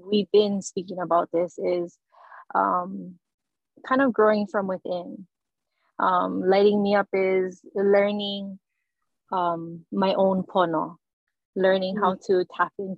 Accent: Molokai, Hawaii, United States; now in Kauai, United States; I'm originally from Molokai, but I live on Kauai now.

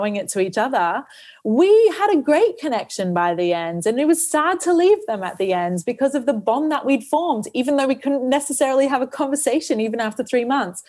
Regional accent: Australia; moved away; also born or lived in New Zealand; I grew up in Australia

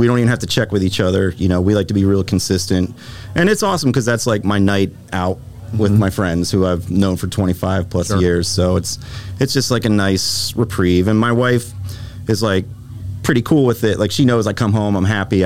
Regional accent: Erie, Pennsylvania, United States; I'm from Erie, Pennsylvania.

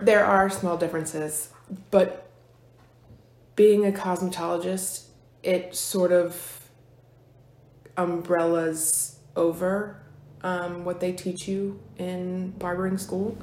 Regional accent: Fork Union, Virginia, United States; most of my life I've been here in Fluvanna County. Um, I grew up in Fork Union.

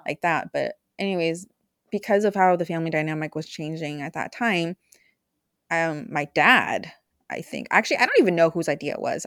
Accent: Bay Area, California, United States; also born or lived in Idaho / Mexico; I grew up in California, Bay Area

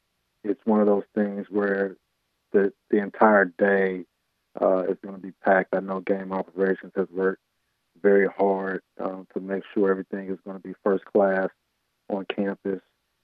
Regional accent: St. Louis, Missouri, United States; now in Durham, United States; I'm biased being from St. Louis

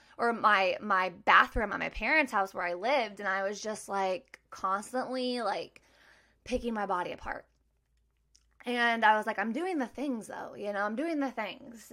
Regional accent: Maryville, Missouri, United States; moved away as an adult; now in Kansas City, United States; I'm originally from Maryville, Missouri. I now live in Kansas City with my husband

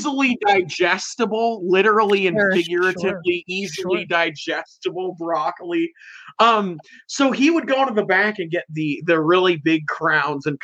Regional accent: Puyallup, Washington, United States; I live in Puyallup, Washington. So they're just it's in my hometown.

